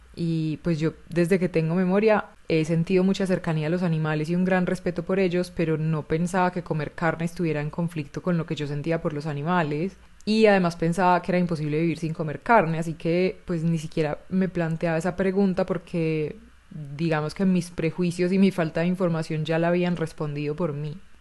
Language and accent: Spanish; Chile; moved away as an adult; also born or lived in Barcelona, Spain; yo me fui de Chile a vivir a Barcelona